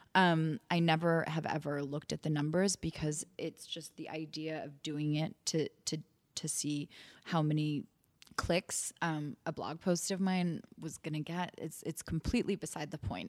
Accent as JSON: {"language": "English", "town": "New York City", "region": "New York", "country": "United States", "tie": "born or raised there", "said": "coming back to New York, which is my hometown."}